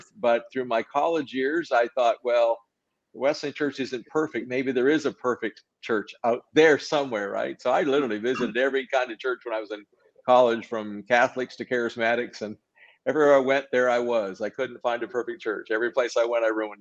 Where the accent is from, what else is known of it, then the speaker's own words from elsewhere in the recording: New Brunswick, Canada; was born in New Brunswick, Canada. My family's all from that area, Prince Edward Island, Nova Scotia, New Brunswick